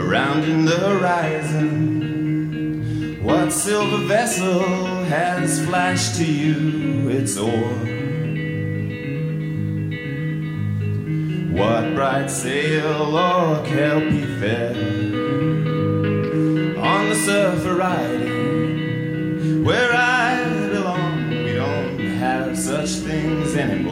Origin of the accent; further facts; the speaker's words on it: Isle of Skye, Scotland, United Kingdom; I come from the Isle of Skye